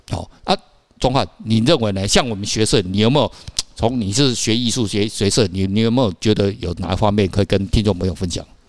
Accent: Taiwan; 我们台湾人平均是一年念基本好像一点五本

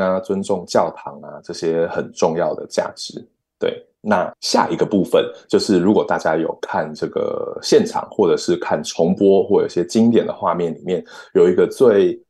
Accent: Taiwan; now in London, United Kingdom; 我们来自台湾

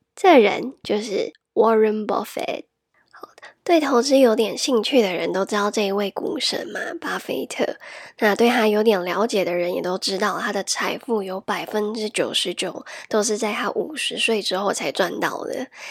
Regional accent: Taiwan; if you were born and raised in Taiwan

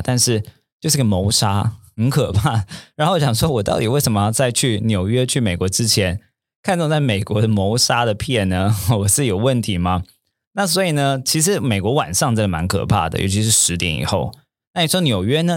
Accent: Taiwan; also born or lived in New York; originally from Taiwan，我原本从台湾来的

